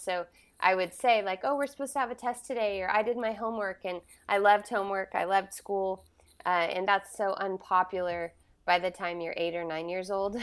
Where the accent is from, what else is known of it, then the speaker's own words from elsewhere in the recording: Southern California, United States; I was born in Northern California, and I was raised in Southern California